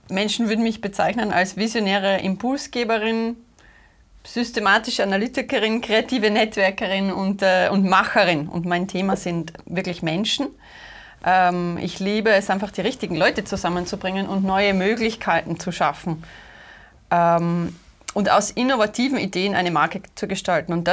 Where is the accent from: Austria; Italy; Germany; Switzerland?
Austria; accent: Austrian; österreichischen Akzent da heute.